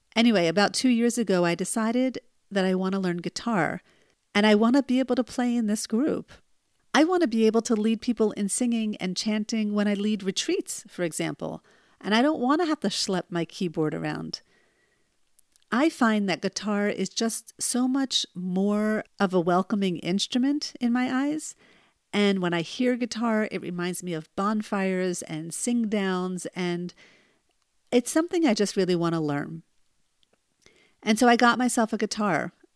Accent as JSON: {"language": "English", "region": "New Jersey", "country": "United States", "tie": "born or raised there", "said": "when I was born in New Jersey"}